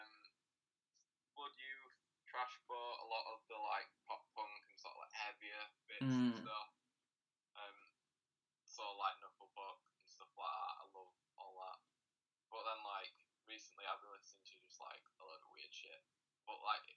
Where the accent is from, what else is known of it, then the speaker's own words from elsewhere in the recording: Rotherham, Yorkshire and the Humber, United Kingdom; I was born in Rotherham, and I still live in Rotherham